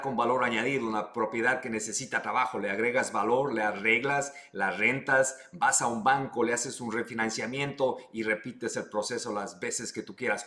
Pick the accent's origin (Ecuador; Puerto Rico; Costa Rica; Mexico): Ecuador; now in United States; yo soy ecuatoriano